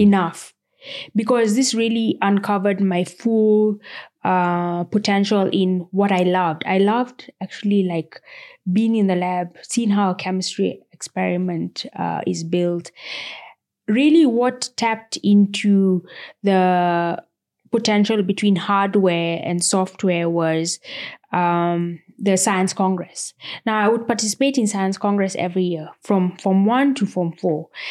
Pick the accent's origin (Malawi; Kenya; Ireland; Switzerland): Kenya; Nairobi; I grew up and was born, uh, in actually South Sea